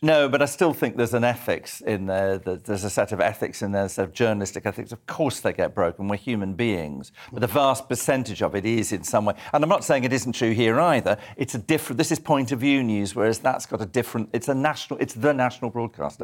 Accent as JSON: {"language": "English", "town": "Edinburgh", "region": "Scotland", "country": "United Kingdom", "tie": "born or raised there", "moved": "yes", "said": "I was brought up in Scotland, so in, on the other side of Scotland, on the east coast in Edinburgh."}